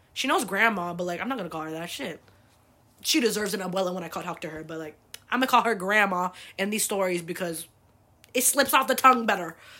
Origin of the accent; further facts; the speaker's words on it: United States; I was born here